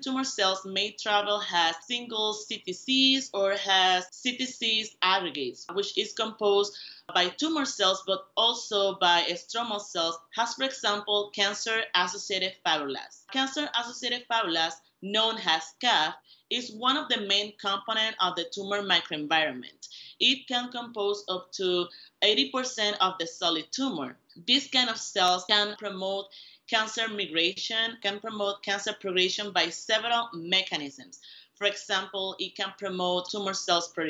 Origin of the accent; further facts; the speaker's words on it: Puerto Rico; moved away as an adult; I was born and raised in Puerto Rico